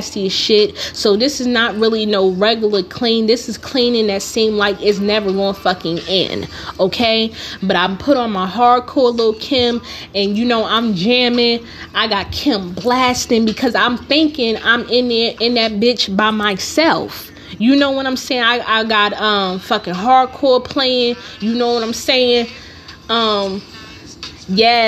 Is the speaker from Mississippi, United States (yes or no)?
no; Newark, New Jersey, United States; I'm from Newark